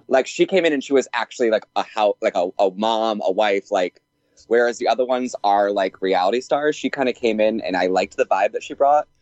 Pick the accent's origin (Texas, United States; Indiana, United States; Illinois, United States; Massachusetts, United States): Massachusetts, United States; born or raised there